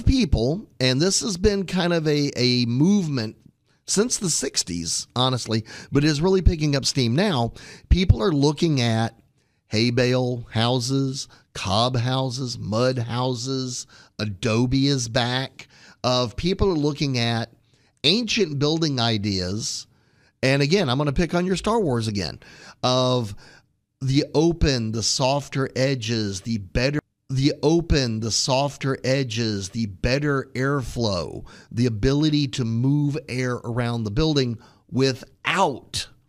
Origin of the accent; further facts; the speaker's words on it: Houston, Texas, United States; So I will pick on the house I grew up in Houston, Texas.